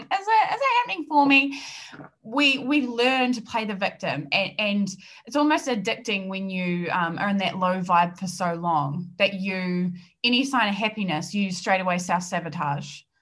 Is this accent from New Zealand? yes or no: yes; New Zealand; accent: New Zealand; I'm based in New Zealand. I'm a New Zealander and the accent is going to be very very strong